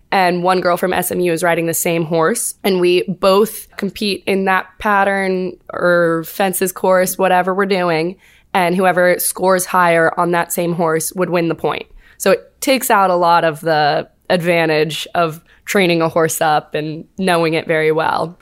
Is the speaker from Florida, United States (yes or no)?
no; Fauquier County, Northern Virginia, United States; moved away as an adult; now in Auburn, Alabama, United States; I am from Northern Virginia-ish.